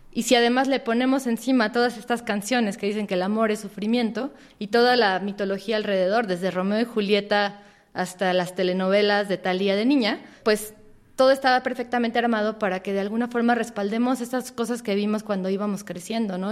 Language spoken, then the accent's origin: Spanish; Mexico; crecimos en México